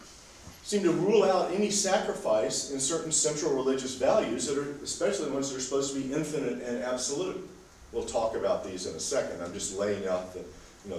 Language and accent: English; United States; I'm from America